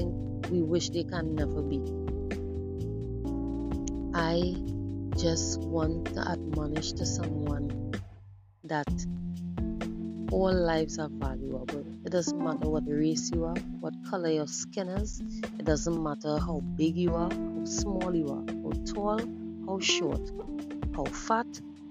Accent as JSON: {"language": "English", "country": "Trinidad & Tobago", "said": "I'm from the Caribbean island of Trinidad and Tobago"}